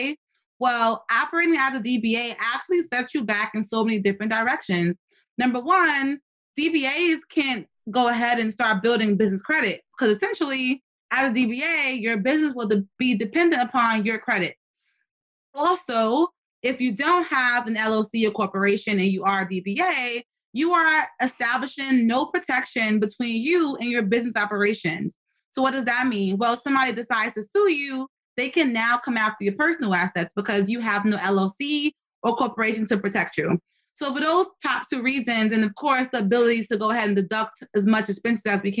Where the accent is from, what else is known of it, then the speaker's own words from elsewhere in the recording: New York City, New York, United States; I'm from the Bronx